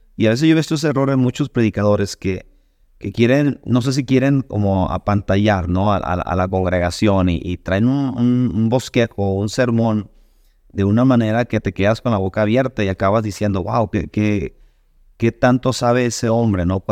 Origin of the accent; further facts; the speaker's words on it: Sonora, Mexico; moved away as an adult; now in Rockford, United States; yo soy de México, originario del estado de Sonora